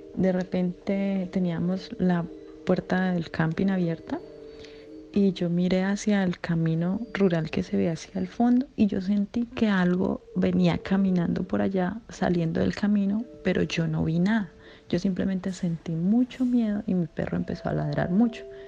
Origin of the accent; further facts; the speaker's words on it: Colombia; En Colombia se cree, o lo que yo siempre he escuchado en, mi pueblo donde yo soy